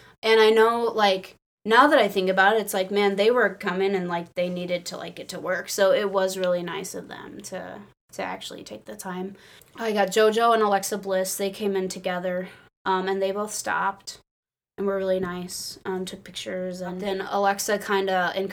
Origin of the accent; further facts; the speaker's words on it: Illinois, United States; I was from Illinois